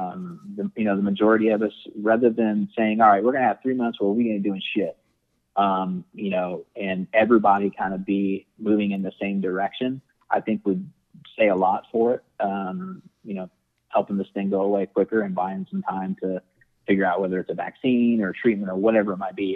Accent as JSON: {"language": "English", "town": "Indianapolis", "region": "Indiana", "country": "United States", "also_born_or_lived": "Dallas, Texas", "said": "I'm from Indianapolis, with the exception of living in Dallas for a couple years, um, and then I moved back here"}